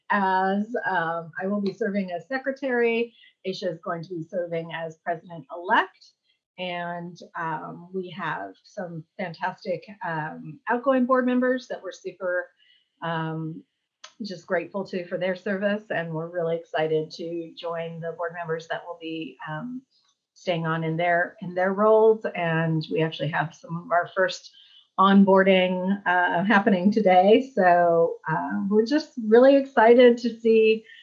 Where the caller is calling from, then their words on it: Charlottesville, Virginia, United States; I'm joining you from Charlottesville, Virginia.